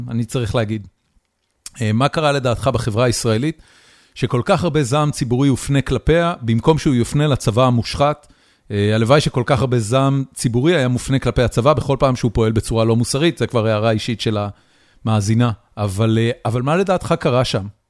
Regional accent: Israel; also born or lived in California; now in United States; אני עברתי לפה מקליפורניה, אבל במקור אני מישראל

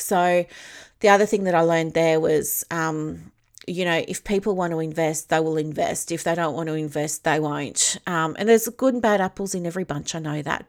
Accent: Victoria, Australia; I'm from Victoria

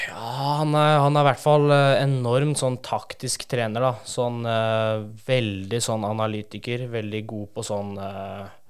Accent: Oslo, Norway; moved away; jeg er fra Oslo

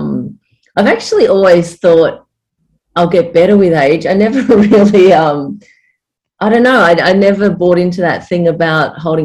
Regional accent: Frankston, Victoria, Australia; now in Torquay, Australia; I was actually born in Frankston, and I was raised down in Franger

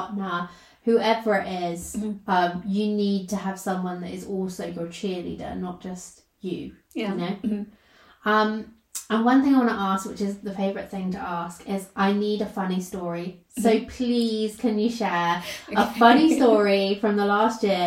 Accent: United Kingdom; first language English; English is my mother tongue and I'm British

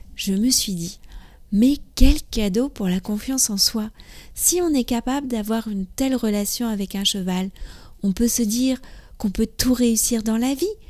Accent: France; je suis française, j'habite près de Paris

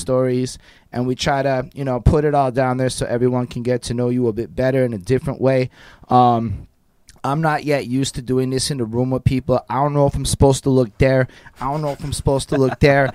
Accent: Côte Saint-Luc, Quebec, Canada; growing up in Costa Luc, I was like, you know, five, being in the apartment

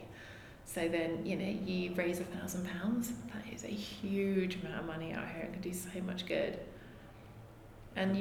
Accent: London, United Kingdom; I'm from London, West London

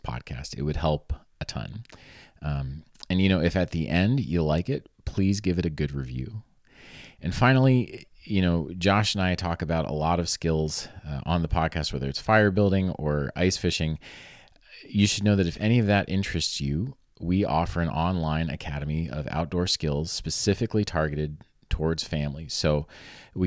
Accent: Florida, United States; moved away; I grew up in Florida.

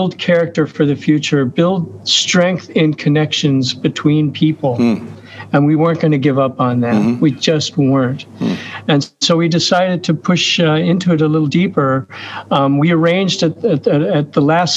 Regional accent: United States; moved away; also born or lived in Oslo, Norway; I'm an American citizen

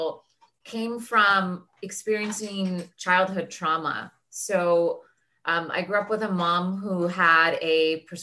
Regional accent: Daly City, California, United States; moved away as an adult; also born or lived in Los Angeles; I grew up in Daly City, which is just the city outside of San Francisco

